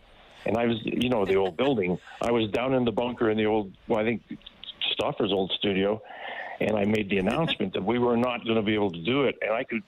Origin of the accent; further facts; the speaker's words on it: Brantford, Ontario, Canada; moved away as an adult; now in Edmonton, Canada; I'm from Brantford.